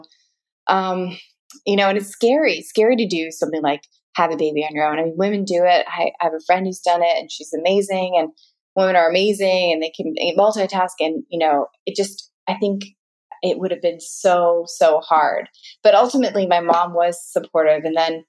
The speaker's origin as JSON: {"language": "English", "country": "United States", "said": "But that's where I realize I'm very American, because I'm like, oh, I love being tanner, the darker, the better."}